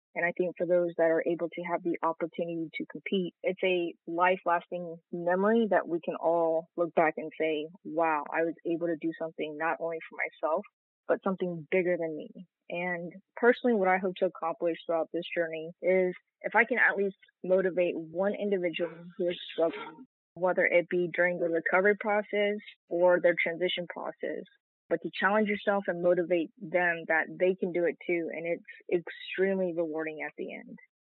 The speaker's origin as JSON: {"language": "English", "town": "Stockbridge", "region": "Georgia", "country": "United States", "tie": "born or raised there", "also_born_or_lived": "South Korea", "said": "I was originally born in South Korea. I spent a great deal of my childhood growing up in Stockbridge, Georgia"}